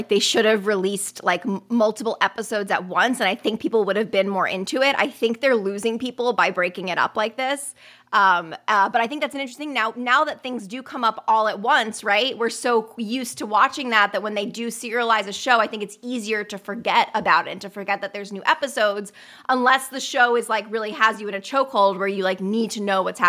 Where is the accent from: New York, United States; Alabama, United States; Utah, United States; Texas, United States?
New York, United States; New York City; born there; I love New York. I was born in New York City.